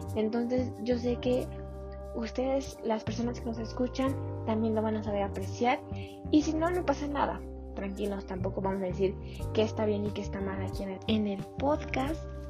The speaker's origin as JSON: {"language": "Spanish", "country": "Mexico", "said": "los mexicanos lo podemos todo"}